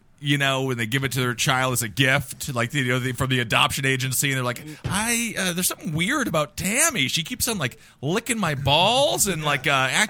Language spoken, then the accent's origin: English; Stevens Point, Wisconsin, United States; my hometown of Stevens Point, Wisconsin